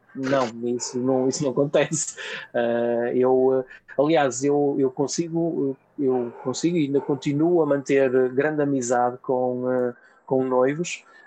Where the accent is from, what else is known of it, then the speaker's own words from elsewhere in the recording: Vila Nova de Gaia, Norte, Portugal; eu sou de Gaia